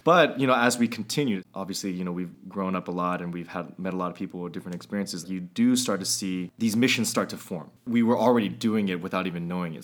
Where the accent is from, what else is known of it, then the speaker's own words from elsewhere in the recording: Walnut Creek, California, United States; I grew up in Walnut Creek